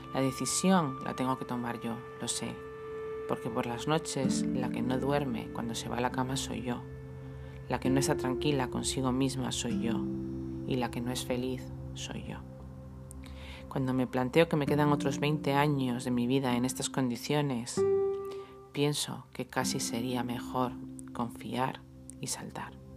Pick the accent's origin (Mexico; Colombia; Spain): Spain; Madrid, Community of Madrid; moved away as an adult; now in Almería, Spain; Yo soy madrileña, nací allí, allí crecí, estudié, empecé a trabajar